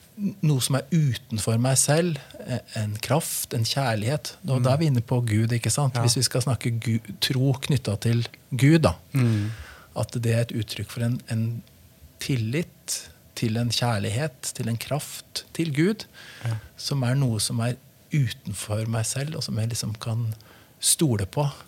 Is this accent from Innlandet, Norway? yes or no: yes; Brumunddal, Innlandet, Norway; also born or lived in Hamar; Så jeg vokste opp i Brumunddal. Hadde hele oppveksten min